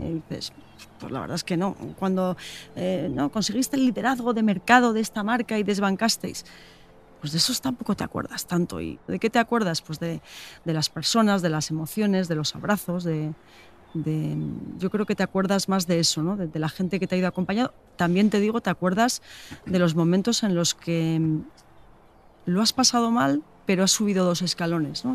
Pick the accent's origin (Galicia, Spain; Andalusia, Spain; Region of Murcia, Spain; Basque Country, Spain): Basque Country, Spain; Getxo; Me apetece enseñarte mi tierra. Pasamos por Guecho